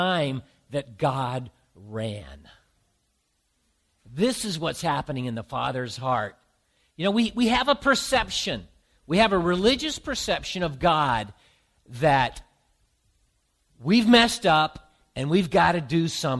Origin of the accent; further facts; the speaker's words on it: the South, United States; now in Boston, United States; I grew up in the South